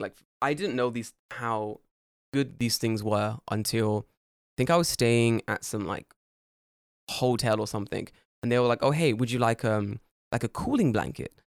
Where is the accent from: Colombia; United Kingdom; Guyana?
United Kingdom; now in Japan; I'm British.